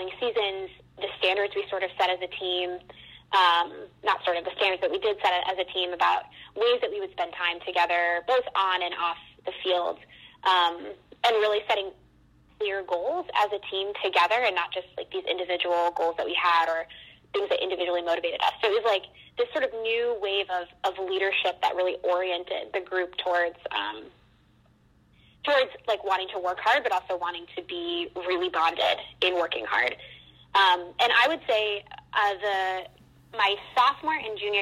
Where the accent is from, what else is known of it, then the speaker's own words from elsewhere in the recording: Wolfeboro, New Hampshire, United States; moved away as an adult; now in New York City, United States; I grew up in a really small town in New Hampshire called Wolfsboro, New Hampshire.